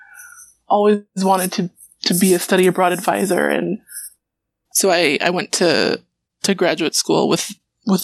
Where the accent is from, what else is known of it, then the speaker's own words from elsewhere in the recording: near Atlanta, Georgia, United States; I grew up just near Atlanta